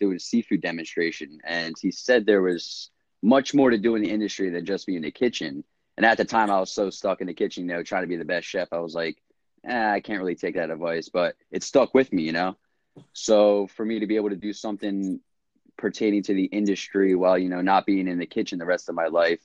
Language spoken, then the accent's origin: English; New Jersey, United States; I'm from Jersey, lived here my whole life